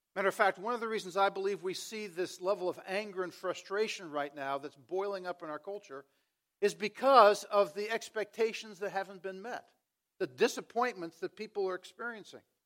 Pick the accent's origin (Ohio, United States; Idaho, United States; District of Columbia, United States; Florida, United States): District of Columbia, United States; Washington; I grew up in Washington, D C